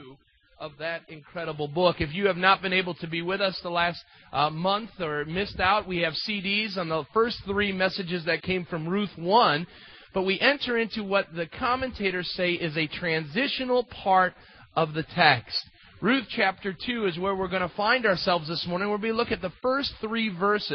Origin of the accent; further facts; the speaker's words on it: United States; As Americans